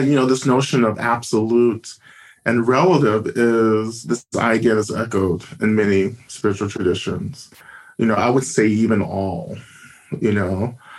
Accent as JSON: {"language": "English", "region": "Georgia", "country": "United States", "tie": "born or raised there", "said": "North Georgia."}